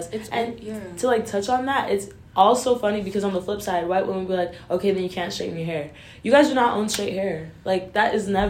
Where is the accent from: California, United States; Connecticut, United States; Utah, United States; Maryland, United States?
Utah, United States; I'm from Utah.